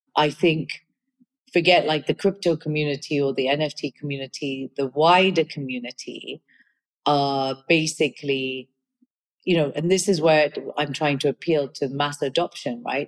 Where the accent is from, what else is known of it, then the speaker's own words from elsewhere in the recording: Kenya; moved away; also born or lived in United Kingdom; I was born and brought up in Kenya. I'm of Indian origin. I'm British